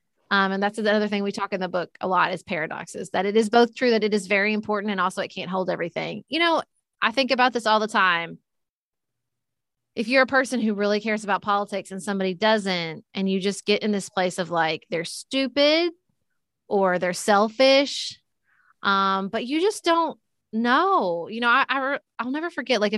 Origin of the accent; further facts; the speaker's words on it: Paducah, Kentucky, United States; I ran for city commission in my hometown of Paducah, Kentucky.